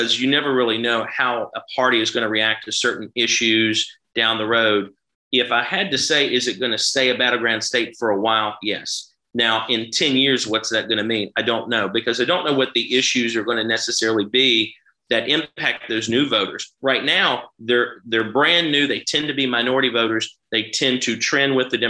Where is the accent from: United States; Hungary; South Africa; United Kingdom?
United States; Charleston, West Virginia; moved away; also born or lived in Huntington, West Virginia; I grew up right outside of Charleston.